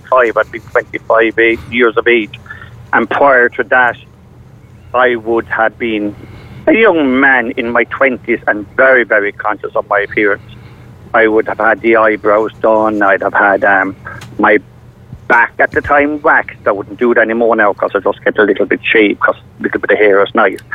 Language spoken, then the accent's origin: English; Tipperary, Munster, Ireland; moved away; also born or lived in Dublin; I come from Tipperary, a small little village. I was training in Dublin as a hairdresser